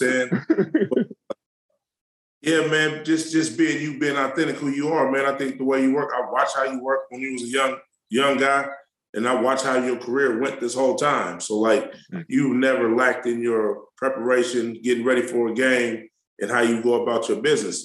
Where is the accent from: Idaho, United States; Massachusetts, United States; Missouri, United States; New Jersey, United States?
Missouri, United States; Kansas City; I was born in Kansas City, Missouri